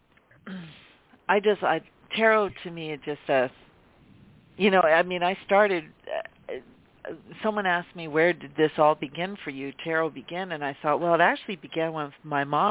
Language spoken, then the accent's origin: English; Pennsylvania, United States; I'm from Pennsylvania